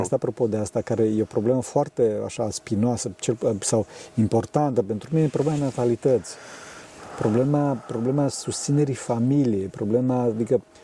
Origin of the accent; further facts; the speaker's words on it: Transylvania, Romania; eu sunt din Transilvania